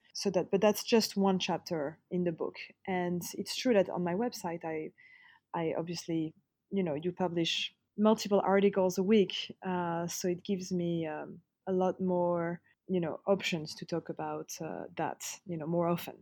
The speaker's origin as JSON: {"language": "English", "town": "Paris", "region": "Île-de-France", "country": "France", "tie": "born or raised there", "said": "growing up in Paris"}